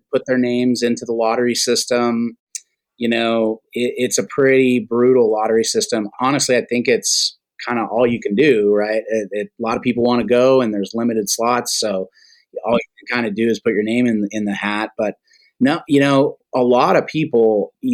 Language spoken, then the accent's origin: English; Cambridge, Idaho, United States; That company was headquartered out of my hometown, Cambridge